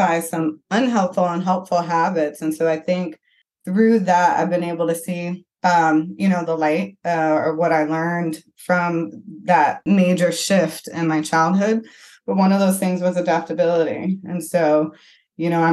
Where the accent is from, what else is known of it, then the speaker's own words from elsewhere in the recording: Flint, Michigan, United States; I grew up in Flint, Michigan